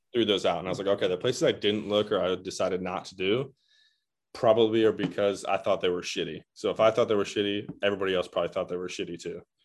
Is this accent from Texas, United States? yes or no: no; Michigan, United States; I'm also from Michigan.